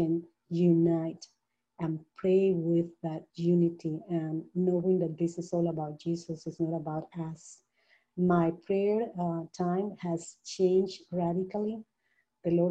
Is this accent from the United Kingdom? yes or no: no; Colombia; moved away; also born or lived in Panama; I'm originally from Colombia, but I had lived in Panama for many, many years